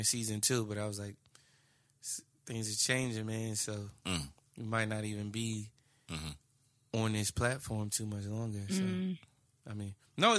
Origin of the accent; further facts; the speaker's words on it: New Jersey, United States; I'm from Jersey.